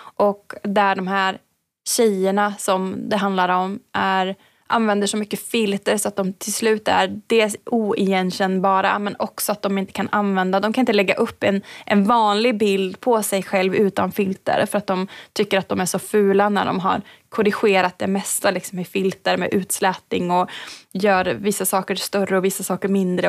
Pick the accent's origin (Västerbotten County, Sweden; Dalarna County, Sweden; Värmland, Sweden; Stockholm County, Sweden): Värmland, Sweden; Hagfors; är från norra Värmland eh, så att min mm. hemkommun mm. Hagfors har ett eh, järnvägsmuseum som jag också växte upp med